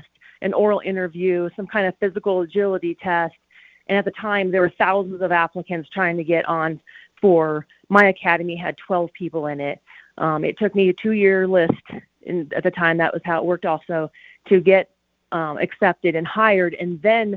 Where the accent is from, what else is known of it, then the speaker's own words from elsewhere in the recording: Colorado Springs, Colorado, United States; I grew up in Colorado Springs